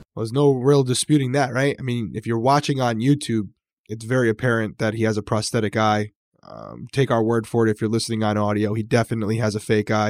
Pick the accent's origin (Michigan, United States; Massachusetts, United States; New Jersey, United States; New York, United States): Massachusetts, United States; also born or lived in Rhode Island / Connecticut; I grew up in Massachusetts and Rhode Island